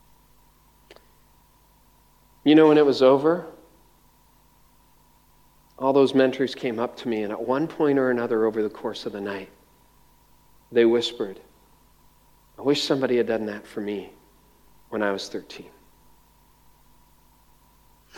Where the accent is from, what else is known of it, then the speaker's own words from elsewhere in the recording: Windsor, Ontario, Canada; also born or lived in north of Toronto, Ontario; the house where I was born in around Windsor across the river from Detroit